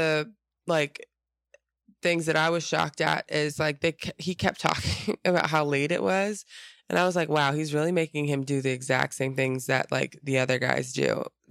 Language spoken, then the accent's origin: English; Atlanta, Georgia, United States; born there; I was born in Atlanta, Georgia.